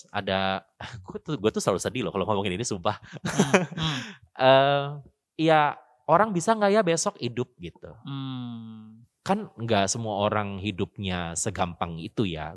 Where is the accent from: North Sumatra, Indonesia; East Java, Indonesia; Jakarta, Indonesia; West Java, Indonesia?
Jakarta, Indonesia; moved away as an adult; now in Bandung, Indonesia; asalnya gue orang Jakarta, terus gue kuliah di Bandung